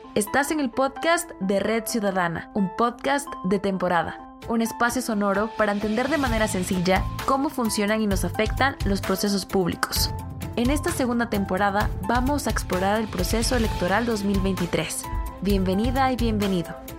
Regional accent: Guatemala

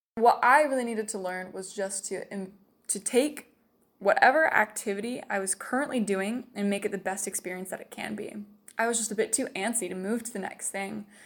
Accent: Salem, Utah, United States; moved away; I'm from Salem, Utah

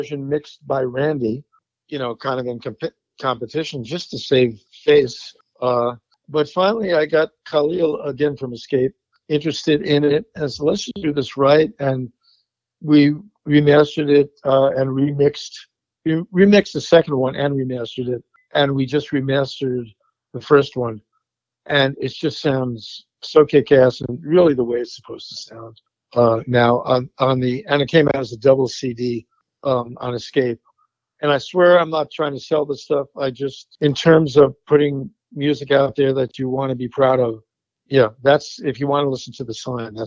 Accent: Long Island, New York, United States; I grew up on Long Island

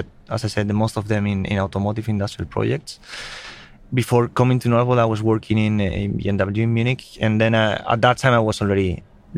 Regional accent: Spain; moved away as an adult; also born or lived in Germany; now in Sweden; I'm originally from Spain

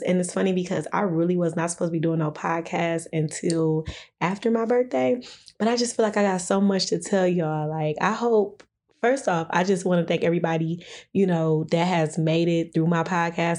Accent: Detroit, Michigan, United States; also born or lived in Downriver, Michigan; growing up in Detroit

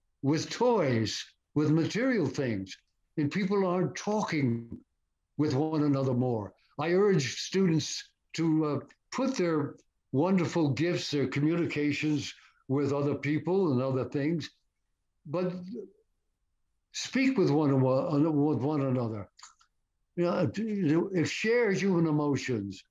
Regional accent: Stamford, Connecticut, United States; moved away; the name of the street that was named after me in Stamford, Connecticut, my hometown

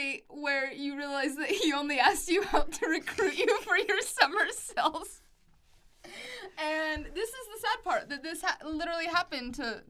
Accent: West Jordan, Utah, United States; It's called West Jordan.

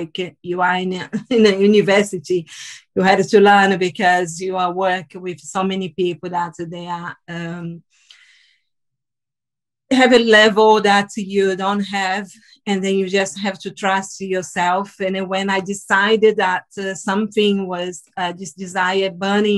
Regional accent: Salvador, Bahia, Brazil; English is a second language; moved away as an adult; now in United Kingdom; I'm from the northeast of Brazil, from Salvador.

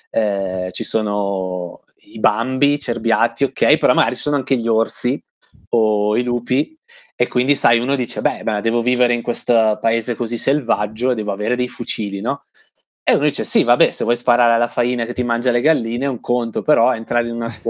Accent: Italy; cioè basta dire sono italiano e guadagni 10 punti fashion così, senza fare nulla di più.

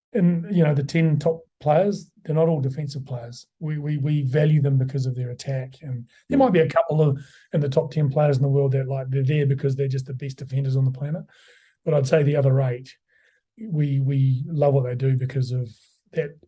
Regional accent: New Zealand; moved away as an adult; now in London, United Kingdom; I come from New Zealand

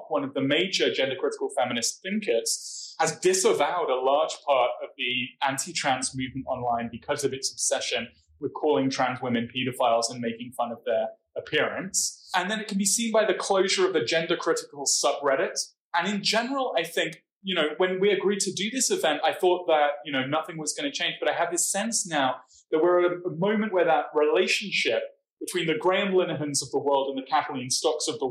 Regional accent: United Kingdom; now in Berkeley, United States; As a British person

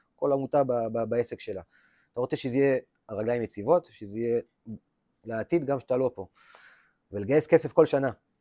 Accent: Lehavim, Southern District, Israel; moved away; also born or lived in Beersheba; אני גדלתי רוב חיי בלהבים, בכלל בדרום, אה, באר שבע, אבל רוב החיים שלי גדלתי בלהבים

